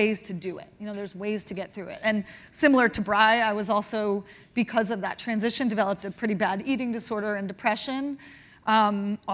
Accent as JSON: {"language": "English", "town": "Huntington", "region": "New York", "country": "United States", "tie": "born or raised there", "also_born_or_lived": "Connecticut", "said": "I'm from Long Island, Huntington to be specific."}